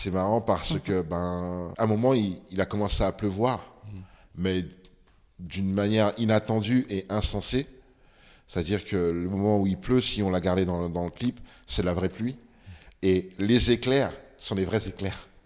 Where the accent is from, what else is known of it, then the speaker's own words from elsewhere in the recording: Ségou, Ségou Region, Mali; moi je suis de Ségou. donc quand tu atterris à Bamako, il faut que tu tapes 250 km en voiture ou en bus mm. pour arriver chez, ma famille qui habitait là-bas.